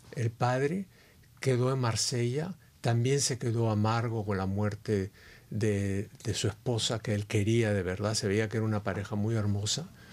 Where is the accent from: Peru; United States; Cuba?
Peru; moved away; vengo de un país que es indio. Entonces el Perú es, es, es un país fabuloso